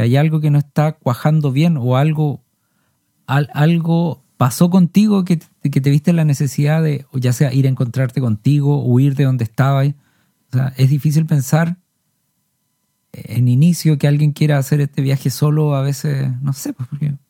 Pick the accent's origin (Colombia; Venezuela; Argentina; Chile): Chile; Somos artistas chilenos